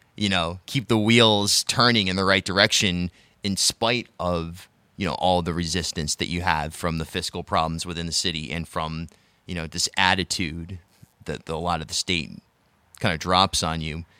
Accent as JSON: {"language": "English", "area": "South County", "region": "Rhode Island", "country": "United States", "tie": "born or raised there", "said": "I grew up in South County"}